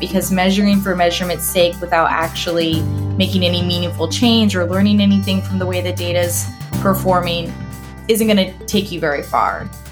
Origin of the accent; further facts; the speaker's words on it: Nebraska, United States; moved away as an adult; also born or lived in Sioux Falls, South Dakota / Denver; I grew up here in Nebraska